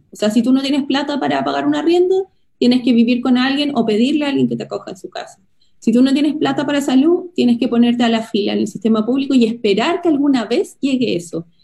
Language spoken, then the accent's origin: Spanish; Chile